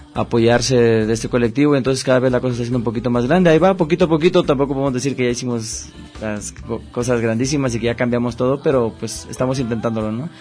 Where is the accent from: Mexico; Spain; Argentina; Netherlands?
Mexico; Oaxaca; now in Guadalajara, Mexico; nosotros somos de Oaxaca